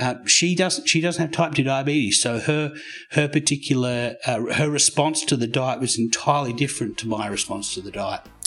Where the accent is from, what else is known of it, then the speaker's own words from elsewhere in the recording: Australia; also born or lived in United States / Canberra, Australia; I'm Australian. I lived in America for ten years